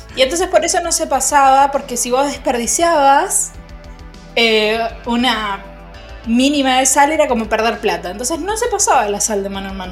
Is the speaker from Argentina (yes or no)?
yes; Argentina; Yo soy Argentina, Argentina